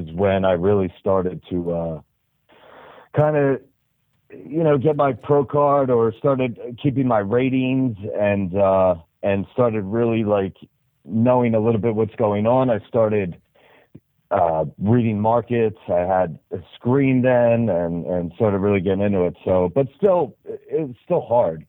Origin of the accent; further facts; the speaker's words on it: New Jersey, United States; I'm from the South Jersey area